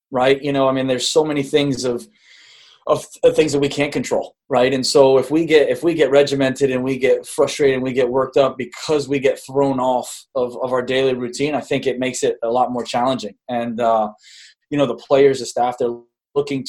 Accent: Rhode Island, United States; moved away; I was born in Rhode Island.

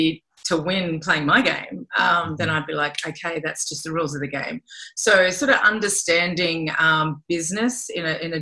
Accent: Australia; moved away; as an Australian

